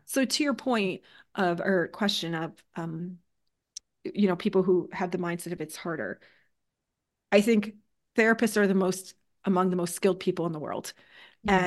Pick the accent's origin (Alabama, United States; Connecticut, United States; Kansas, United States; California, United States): Connecticut, United States; now in New Hampshire, United States; Originally, I'm from Connecticut